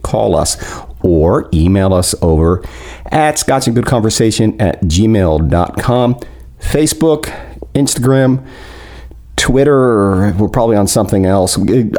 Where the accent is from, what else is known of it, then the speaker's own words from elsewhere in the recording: New Jersey, United States; I'm from New Jersey.